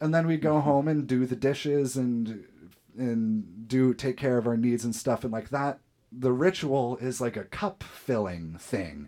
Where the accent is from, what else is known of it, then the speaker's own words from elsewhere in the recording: Fort Wayne, Indiana, United States; we're from Fort Wayne